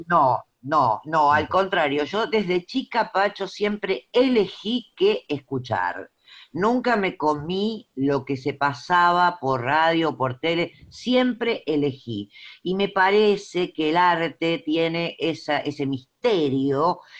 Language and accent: Spanish; Avellaneda, Buenos Aires Province, Argentina; yo nací en Avellaneda y hasta los 22 años escuchaba esa música